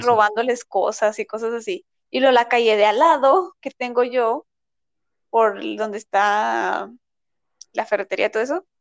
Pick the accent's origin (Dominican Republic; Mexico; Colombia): Mexico; ya decimos que somos de México